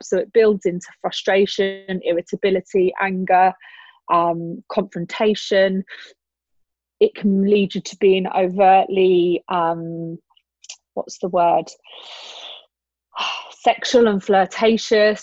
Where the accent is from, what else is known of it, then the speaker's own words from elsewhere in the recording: Brighton, South East England, United Kingdom; moved away as an adult; also born or lived in Switzerland; now in Dubai, United Arab Emirates; I'm originally from Brighton and I spent 4 years living in Switzerland prior to living in Dubai